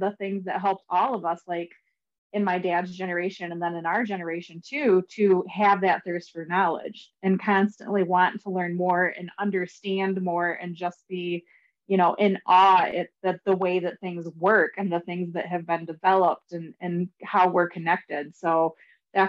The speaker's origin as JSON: {"language": "English", "region": "Michigan", "country": "United States", "said": "I'm also from Michigan."}